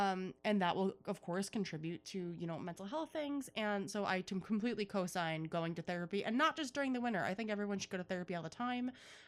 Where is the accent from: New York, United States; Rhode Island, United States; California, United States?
New York, United States; Buffalo; accent: Buffalo; Wow, I really sound like I'm from Buffalo.